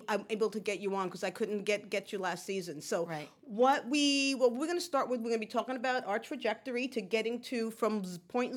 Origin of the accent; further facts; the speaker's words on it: New York City, New York, United States; I was born there, too.